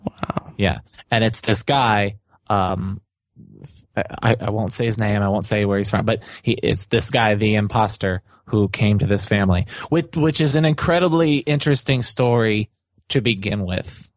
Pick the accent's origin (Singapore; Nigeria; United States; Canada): United States; Chicago, Illinois; growing up in Chicago